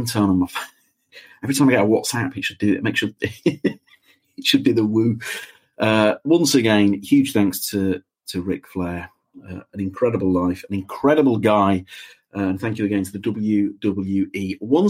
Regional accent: United Kingdom; as a British person

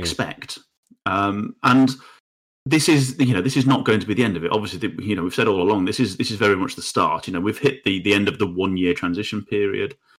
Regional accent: United Kingdom; we as the British people

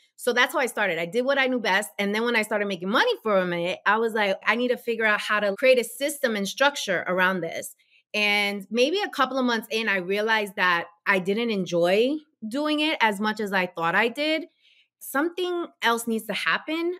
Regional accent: New York, United States; now in New Jersey, United States; growing up in New York

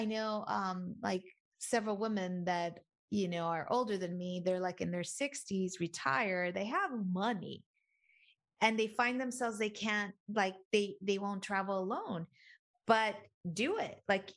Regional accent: Mexico; they would never even think I was Mexican.

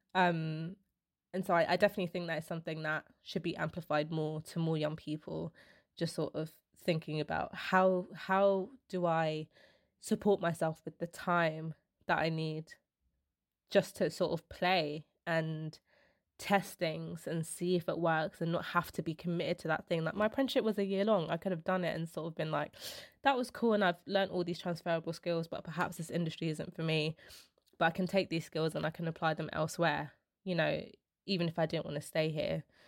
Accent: London, United Kingdom; I'm the first one in my family to be, like, born and raised in London

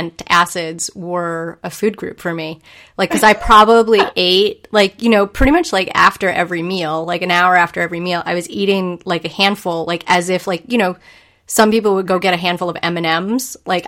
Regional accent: Massachusetts, United States; And then some friends, because I grew up in Central Mass and I got my start in Boston, actually, at PwC in Boston.

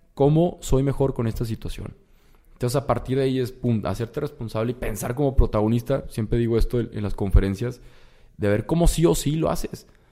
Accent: Torreón, Coahuila, Mexico; moved away as an adult; now in Monterrey, Mexico; yo soy de Torreón y me vine acá a Monterrey

